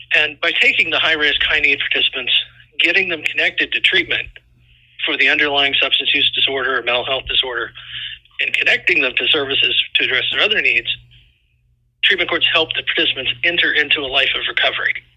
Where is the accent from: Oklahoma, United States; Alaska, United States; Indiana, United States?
Indiana, United States; also born or lived in Florida; now in Iowa, United States; I was originally from Indiana, and my family got transferred to Florida